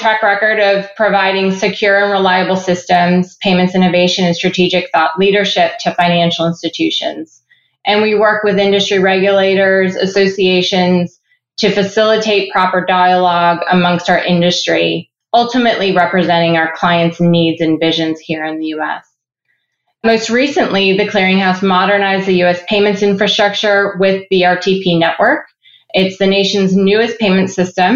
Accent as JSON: {"language": "English", "town": "Ottawa", "region": "Ontario", "country": "Canada", "tie": "born or raised there", "also_born_or_lived": "Cleveland, Ohio / Atlanta / Uruguay", "moved": "yes", "lives_now": "Columbus, United States", "said": "I was born and raised in Ottawa, Canada, before my family moved to Cleveland, Ohio"}